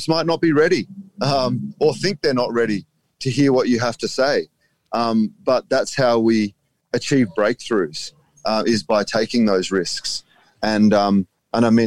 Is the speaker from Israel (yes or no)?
no; Australia; I'm just an Australian poet